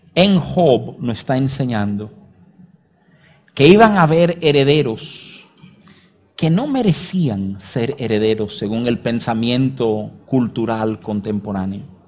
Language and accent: Spanish; Dominican Republic; uno lo lee como dominicano